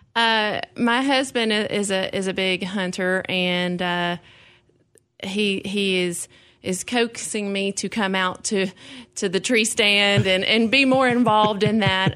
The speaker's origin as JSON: {"language": "English", "town": "Clarksville", "region": "Tennessee", "country": "United States", "tie": "born or raised there", "said": "I grew up here. Clarksville"}